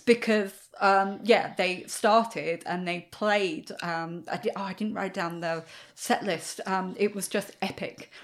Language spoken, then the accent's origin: English; England, United Kingdom; I'm English